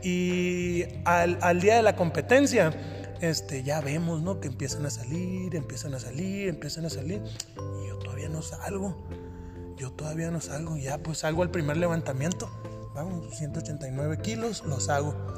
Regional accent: Hermosillo, Sonora, Mexico; now in Mexico City, Mexico; Yo vengo de la ciudad de Hermosillo, Sonora. Soy de la ciudad de Hermosillo, Sonora y radico en la Ciudad de México.

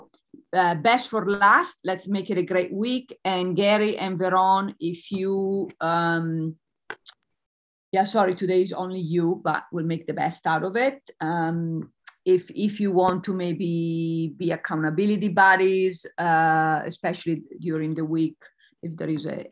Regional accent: Italy; I'm Italian.

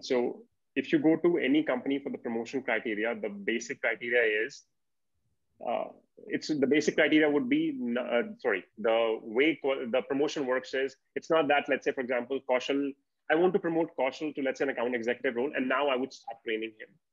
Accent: India; as an Indian

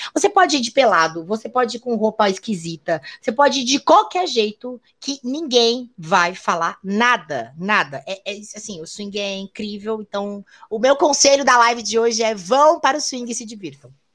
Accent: Rio Grande do Sul, Brazil; moved away as an adult; now in São Paulo, Brazil; eu sou gaúcha

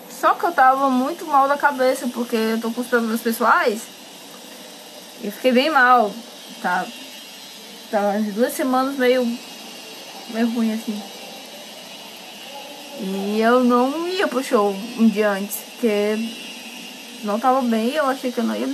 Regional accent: Pantanal, Brazil; Sou meio pantaneira, nossa tinha novela, mas sou bem pantaneira.

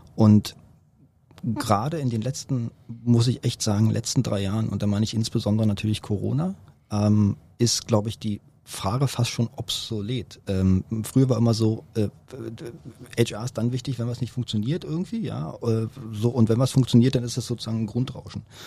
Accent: Berlin, Germany; Bin hier geboren, aufgewachsen

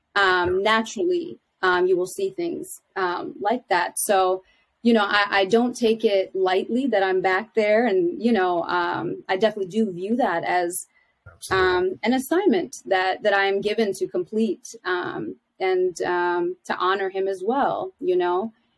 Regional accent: Philadelphia, Pennsylvania, United States; I am from Philadelphia

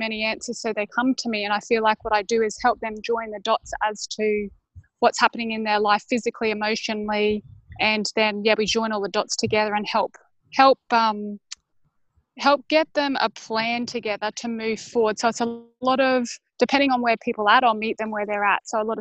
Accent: Brisbane, Queensland, Australia; I am from Brisbane, Australia

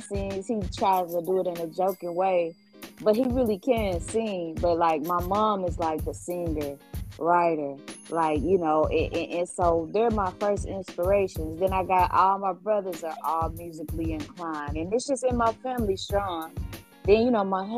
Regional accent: Jacksonville, Arkansas, United States; also born or lived in Little Rock, Arkansas; I was raised most of my life in Jacksonville, Arkansas

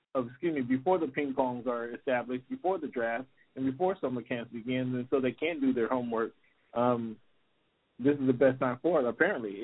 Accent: Seattle, Washington, United States; I born and raised in Seattle, Washington

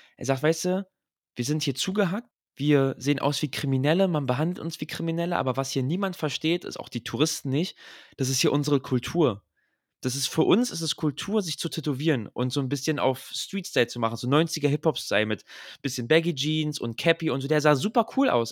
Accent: Berlin, Germany; aus Berlin

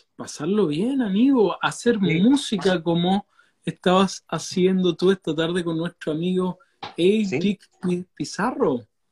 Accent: Valdivia, Los Ríos, Chile; la ciudad que nosotros somos acá de Valdivia

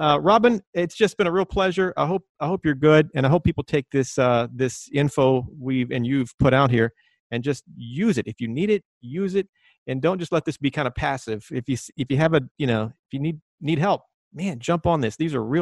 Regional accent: Texas, United States; a little kid growing up in Texas

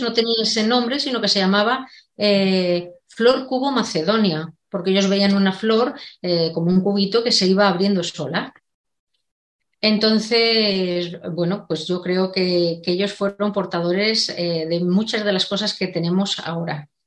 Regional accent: Segovia, Castile and León, Spain; now in Madrid, Spain; yo soy de Segovia, pero vivo en Madrid

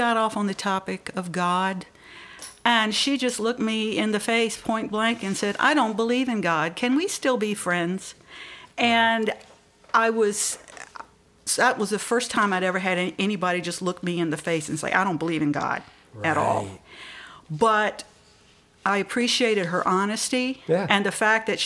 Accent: the Bible Belt, the South, United States; moved away as an adult; also born or lived in Maryland; I grew up in the Bible Belt back in the 70s, 60s, 70s, 80s

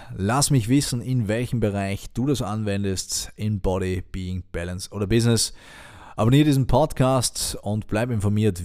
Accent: Austria; Bei uns in Österreich

